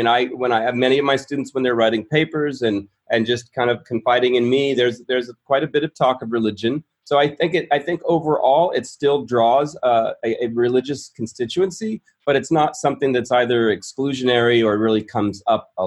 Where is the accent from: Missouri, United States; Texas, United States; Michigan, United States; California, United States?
California, United States; moved away as an adult; also born or lived in Berkeley, California / Maui, Hawaii; now in Dallas, United States; I'm a Californian.